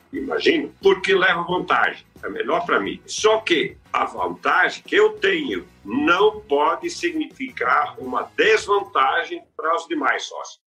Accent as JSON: {"language": "Portuguese", "country": "Brazil", "said": "eu também sou brasileiro"}